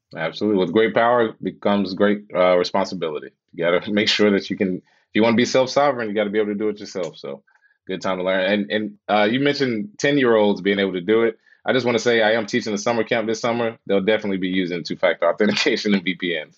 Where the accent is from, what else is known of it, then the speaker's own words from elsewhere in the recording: Charlotte, North Carolina, United States; moved away as an adult; also born or lived in Los Angeles; originally from Charlotte, and uh, yeah, moved out to LA when I was 28